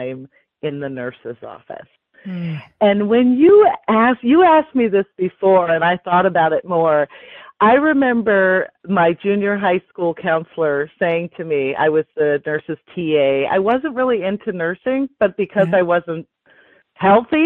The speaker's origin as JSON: {"language": "English", "town": "Seattle", "region": "Washington", "country": "United States", "tie": "born or raised there", "said": "I am a third generation Seattleite, always lived in Seattle, always lived in the middle of the city"}